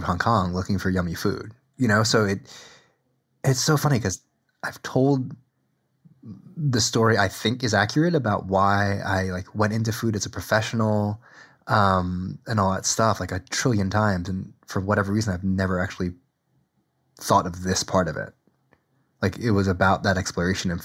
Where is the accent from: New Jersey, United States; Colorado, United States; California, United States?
New Jersey, United States; I was raised in middle and then upper middle class suburbs